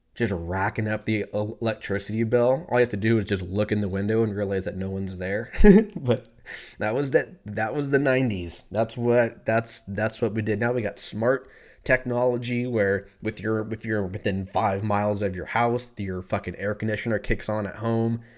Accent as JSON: {"language": "English", "region": "California", "country": "United States", "moved": "as an adult", "lives_now": "Texas, United States", "said": "I'm from California"}